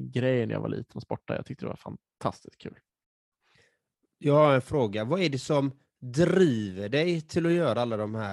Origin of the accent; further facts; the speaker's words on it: Nacka, Stockholm County, Sweden; now in Täby, Sweden; Jag är uppvuxen i Nacka utanför Stockholm.